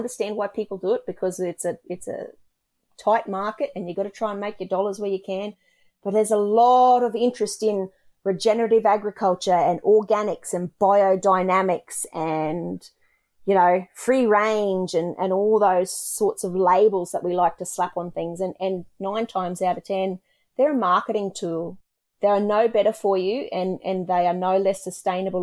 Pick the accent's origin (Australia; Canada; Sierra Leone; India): Australia; we as Australian farmers